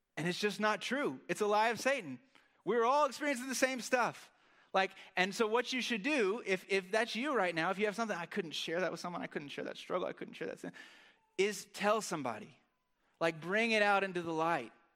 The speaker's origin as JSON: {"language": "English", "country": "United States", "said": "as an American"}